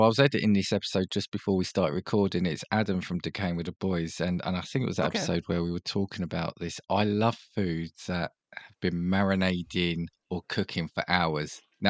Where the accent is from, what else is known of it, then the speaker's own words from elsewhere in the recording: United Kingdom; being a Brit